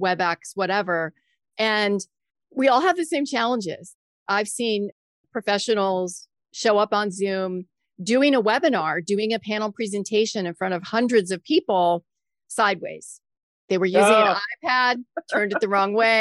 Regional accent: Florida Keys, United States; moved away as an adult; now in Maryland, United States; I worked in radio news right out of college in the Florida Keys, which was my hometown

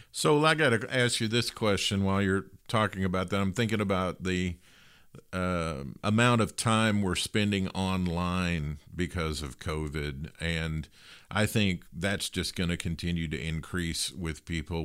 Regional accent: Western Kentucky, United States; I grew up in Western Kentucky

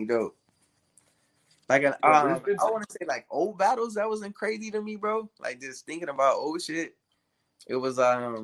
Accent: Temple, Texas, United States; moved away; I'm from Texas, bro. I'm from Temple, Texas, like the city of Bell. Yeah, that's where I was born.

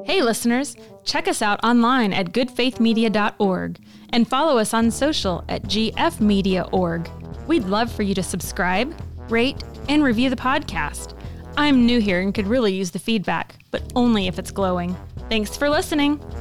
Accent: the Bible Belt, United States; in my childhood growing up in the Bible Belt

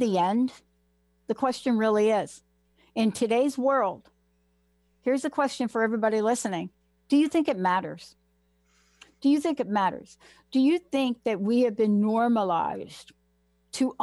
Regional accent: New York City, New York, United States; growing up in the Bronx

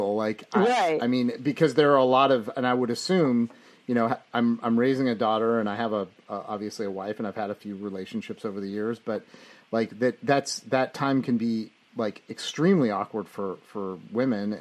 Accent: Santa Rosa, California, United States; … and I were super stoked to see the … record in the background because we grew up in Santa Rosa

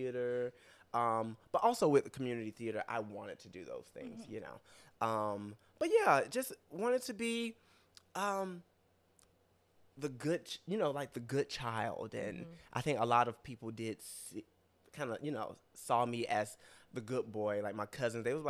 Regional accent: Rocky Mount, North Carolina, United States; now in New York, United States; I'm from Rocky Mount.

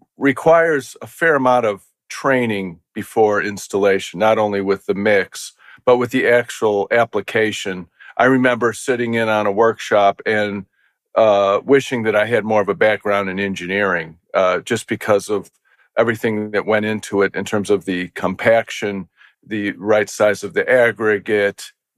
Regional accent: Midwest, United States; now in Philadelphia, United States; I'm from the Midwest, and my first encounter when I moved here in the early 80s

